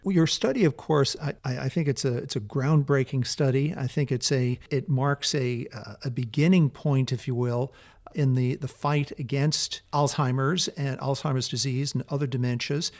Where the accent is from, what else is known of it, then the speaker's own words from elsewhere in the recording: California, United States; I'm from California. I live here in California